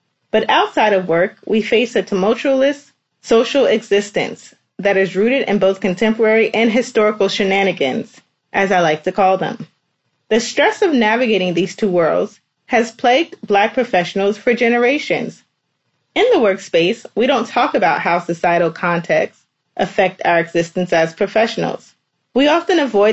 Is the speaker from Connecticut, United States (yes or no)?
no; New York City, New York, United States; I'm originally from New York City.